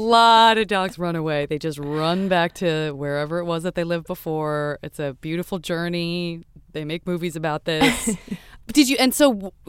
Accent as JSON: {"language": "English", "town": "Los Angeles", "region": "California", "country": "United States", "tie": "born or raised there", "said": "I'm from Los Angeles. You know what I mean? So it's like... Okay, then I respond. I'm like, a native."}